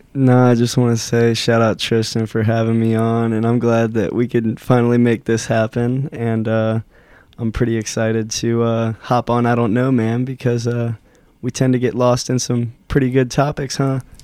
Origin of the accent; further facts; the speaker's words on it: Loveland, Ohio, United States; we grew up in Loveland, Ohio